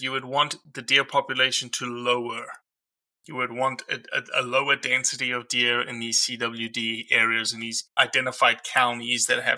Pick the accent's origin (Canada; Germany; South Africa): South Africa; moved away as an adult; now in Mississippi, United States; I'm a South African who's been in Mississippi since 2003